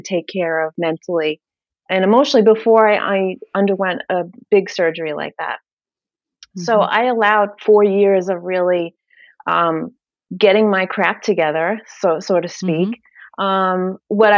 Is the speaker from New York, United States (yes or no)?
yes; New York City, New York, United States; moved away; I'm from Brooklyn, if you haven't gathered yet from the accent. So we lived in New York. I was born and raised there